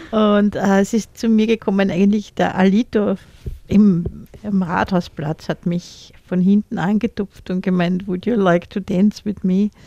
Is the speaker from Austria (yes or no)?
yes; Austria; also born or lived in Vienna; Ich, ich bin auch in Wien geboren, im 10.